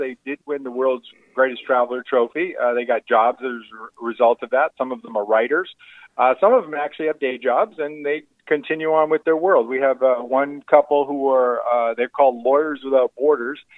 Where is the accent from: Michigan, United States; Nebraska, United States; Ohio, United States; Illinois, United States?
Michigan, United States; Michigan area, United States; I'm from the Michigan area